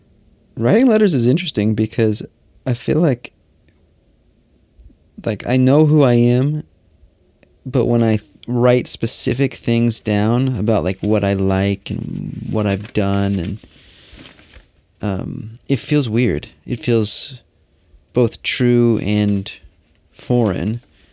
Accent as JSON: {"language": "English", "town": "Magdeburg", "region": "Saxony-Anhalt", "country": "Germany", "tie": "born there", "second_language": "English", "said": "I was born in August 1977 in Magdeburg, in the area of the former GDR."}